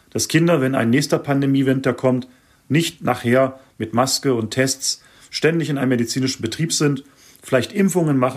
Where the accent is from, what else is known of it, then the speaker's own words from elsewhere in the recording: Germany; now in Switzerland; habe hm, schon über 20 Jahre jetzt in der Schweiz gelebt, stamme ursprünglich aus Deutschland, bin Schweizer Staatsbürger.